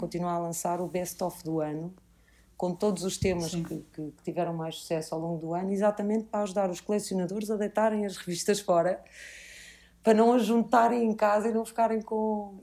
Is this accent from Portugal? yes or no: yes; Lisbon, Portugal; nós, como lisboetas